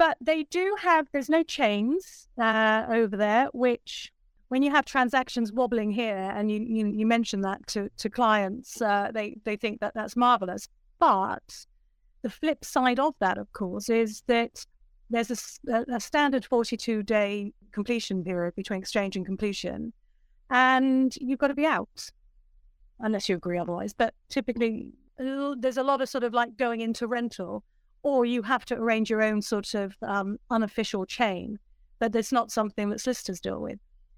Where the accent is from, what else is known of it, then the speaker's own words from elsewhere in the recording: Bristol, South West England, United Kingdom; also born or lived in Australia; now in London, United Kingdom; So I was actually in Australia. I am originally from Bristol, and I thought it was time to return back home. So I actually ended up in London, and there I worked.